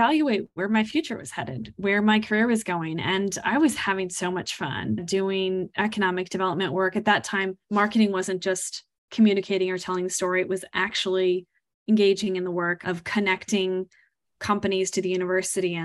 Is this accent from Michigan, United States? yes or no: no; Kansas, United States; I am originally from Kansas. I am a native Kansan